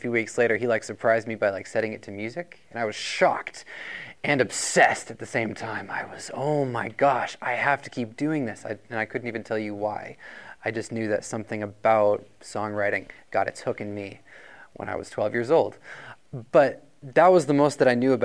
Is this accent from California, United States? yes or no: no; Rochester, New Hampshire, United States; I'm actually from Rochester, New Hampshire